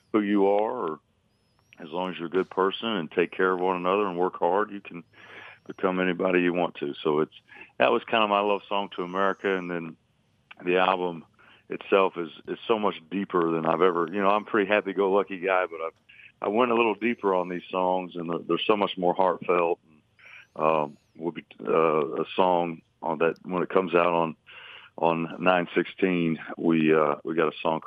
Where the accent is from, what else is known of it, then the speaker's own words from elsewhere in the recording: Lake Monroe, Indiana, United States; I grew up on Lake Monroe